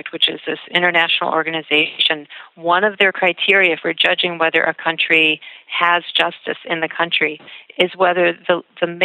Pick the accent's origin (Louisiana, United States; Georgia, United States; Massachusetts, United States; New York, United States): Massachusetts, United States; Boston; moved away as an adult; now in Minneapolis, United States; I'm originally from Boston, and I moved to Minneapolis about 15 years ago